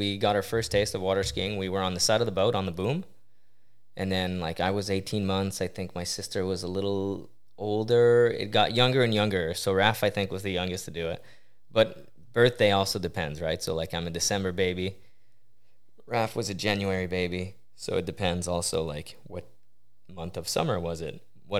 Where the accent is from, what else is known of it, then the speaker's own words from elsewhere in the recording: Coteau-du-Lac, Quebec, Canada; Yeah, it's a small town, about 50 minutes west of Montreal, on the water.